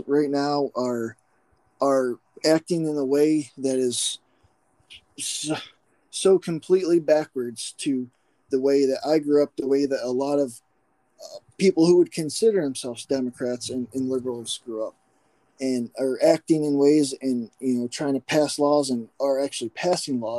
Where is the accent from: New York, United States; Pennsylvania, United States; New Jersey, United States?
Pennsylvania, United States; McKean County, Northwest; I grew up here in Northwest PA, McKean County, about hour east of Erie.